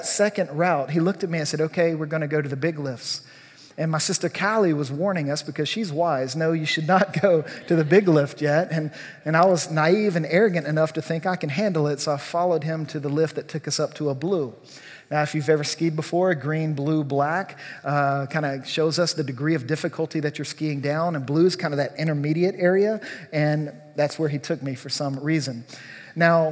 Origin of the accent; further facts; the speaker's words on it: Louisiana, United States; I grew up in Louisiana.